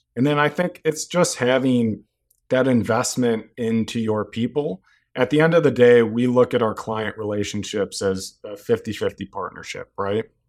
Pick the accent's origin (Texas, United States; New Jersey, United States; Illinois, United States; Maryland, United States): Illinois, United States; Chicago; also born or lived in Iowa City, Iowa; pretty much spent my entire life in Chicago. Grew up in Wrigleyville